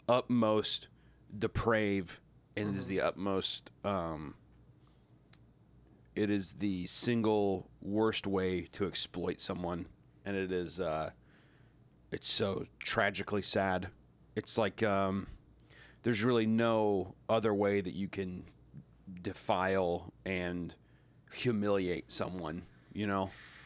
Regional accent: the Bible Belt, United States; I grew up in the Bible Belt as well.

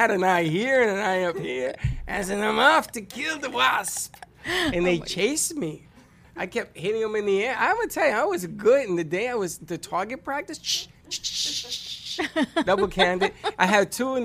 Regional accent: New York City, New York, United States; also born or lived in Boca Raton, Florida; I'm Puerto Rican, and I'm from the Bronx.

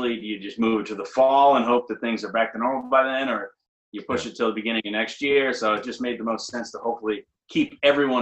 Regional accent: Maine, United States; moved away; I'm from Maine

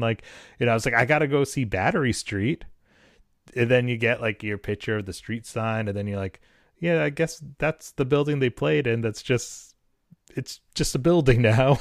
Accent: New Hampshire, United States; I grew up in New Hampshire

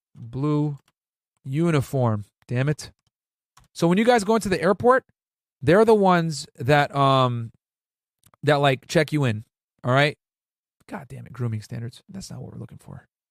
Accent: New Britain, Connecticut, United States; moved away as an adult; also born or lived in Boston / Laredo, Texas; I grew up in New Bern, Connecticut

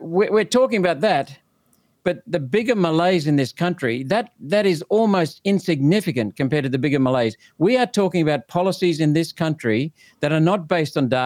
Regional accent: Kurri Kurri, New South Wales, Australia; also born or lived in India; I was born in India for the first 7 years there. Then we moved to the Hunter Valley. I lived in the bush outside of a town called Curry Curry. I used to cycle to school

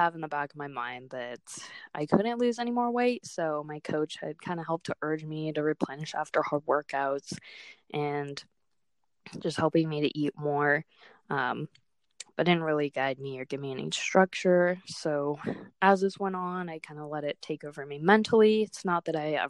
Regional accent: Otis Orchards, Washington, United States; I come from Otis Orchards, Washington

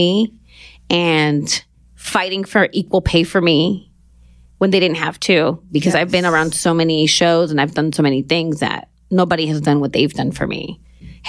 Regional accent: Los Angeles, California, United States; moved away as an adult; now in New York, United States; Born and raised in Los Angeles, mid-city.

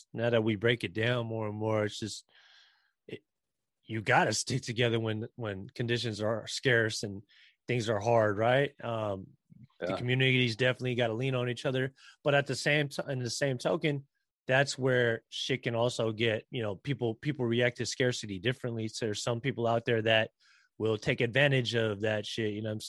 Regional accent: Philippines; again, not to generalize here, but this is just the kind of common characteristic traits that we have as Filipino people.

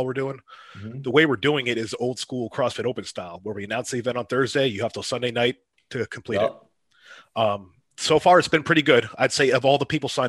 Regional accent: Erie, Pennsylvania, United States; moved away as an adult; Erie, Pennsylvania, born and raised

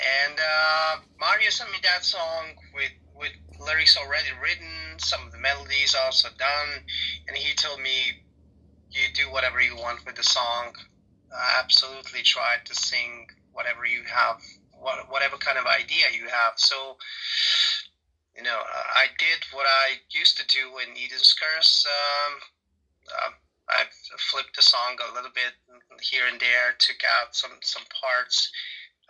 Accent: Serbia; I'm from Serbia

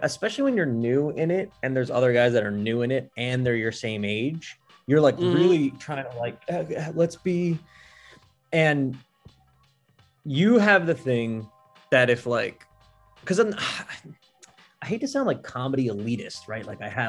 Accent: Kentucky, United States; born there; So I was born in Kentucky.

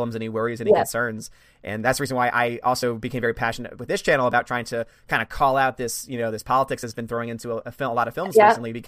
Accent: United States; as an American

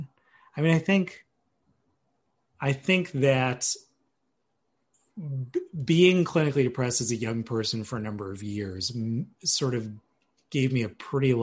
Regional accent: Cambridge, Massachusetts, United States; moved away; also born or lived in Medford, Massachusetts / Washington, D.C. / Oxford, England / New York; I am from Cambridge, Massachusetts.

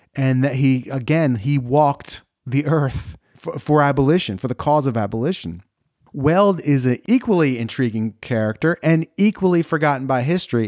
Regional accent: New Jersey, United States; I'm from New Jersey

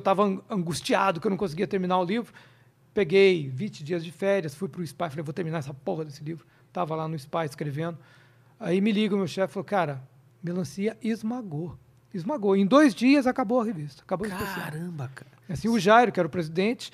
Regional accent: interior of Minas Gerais, Brazil; moved away; eu sou do interior de Minas, minha cidade é desse tamanho, 20 mil habitantes

